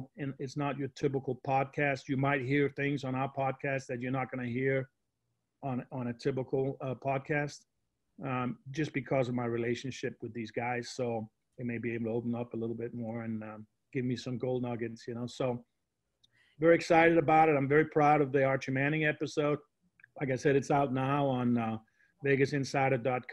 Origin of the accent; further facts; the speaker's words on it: Denmark; I grew up in Denmark